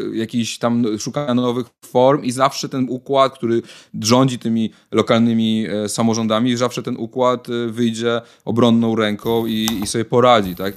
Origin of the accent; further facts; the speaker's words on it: Warsaw, Masovian Voivodeship, Poland; się wychowałem w Warszawie